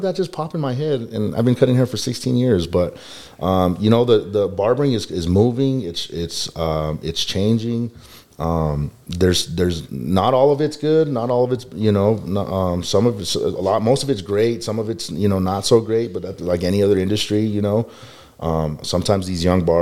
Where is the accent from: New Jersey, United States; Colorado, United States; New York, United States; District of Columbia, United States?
Colorado, United States; Denver; also born or lived in Johnstown, Colorado; I'm from Colorado in my early 20s